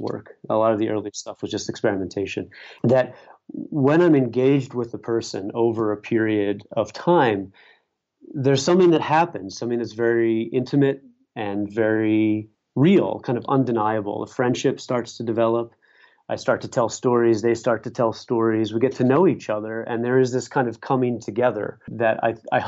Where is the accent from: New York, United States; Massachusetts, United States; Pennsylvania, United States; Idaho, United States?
Pennsylvania, United States; Pittsburgh; also born or lived in Syracuse / Baltimore / Philadelphia; I grew up in Pittsburgh